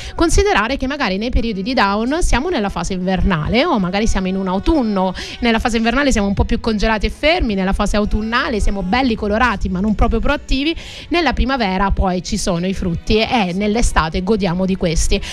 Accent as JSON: {"language": "Italian", "town": "Crotone", "region": "Calabria", "country": "Italy", "tie": "born or raised there", "moved": "yes", "lives_now": "Sicily, Italy", "said": "Oggi ci stanno ascoltando dalla mia città d'origine"}